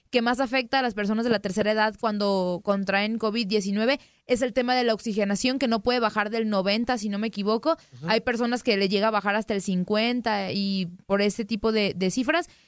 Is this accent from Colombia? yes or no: no; Guadalajara, Jalisco, Mexico; Sí, sí, soy tapatía